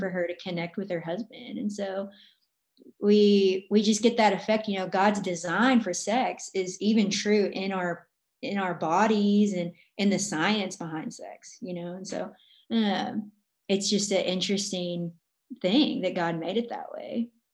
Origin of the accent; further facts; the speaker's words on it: Arkansas, United States; now in Arizona, United States; I'm from Arkansas, but I live in Arizona